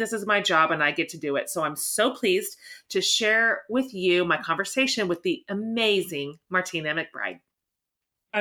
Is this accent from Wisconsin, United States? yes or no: no; Haysville, Kansas, United States; now in Austin, United States; You and I are both Kansas girls. You grew up in Sharon and I grew up in Hayesville.